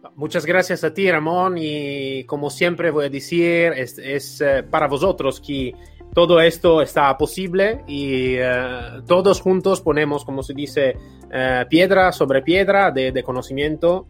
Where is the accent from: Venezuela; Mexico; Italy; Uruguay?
Italy; Spanish is a second language; moved away; soy italiano, entonces en mi país de origen